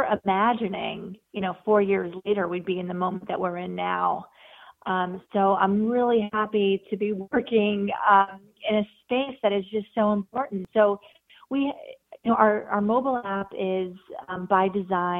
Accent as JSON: {"language": "English", "region": "New York area", "country": "United States", "tie": "born or raised there", "said": "I grew up in the New York area and have spent most of my life here"}